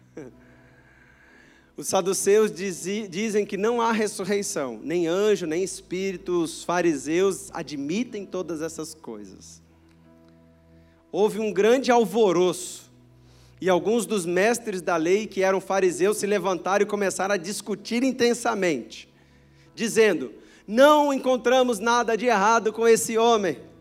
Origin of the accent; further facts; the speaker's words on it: Brazil; nós somos brasileiros